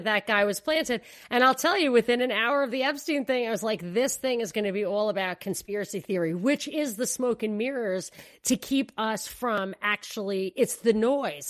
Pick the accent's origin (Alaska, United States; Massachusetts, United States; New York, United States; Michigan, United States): New York, United States; New York City; as a New Yorker